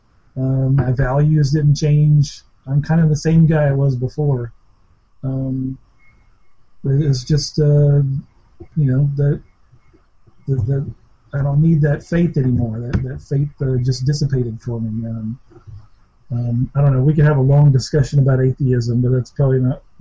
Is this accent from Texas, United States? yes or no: no; Alabama, United States; I grew up in Alabama